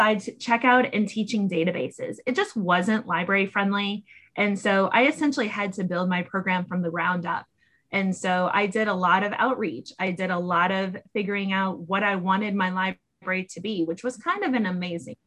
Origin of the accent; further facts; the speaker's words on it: Massachusetts, United States; now in Fairfax County, Virginia, United States; Where I grew up in Massachusetts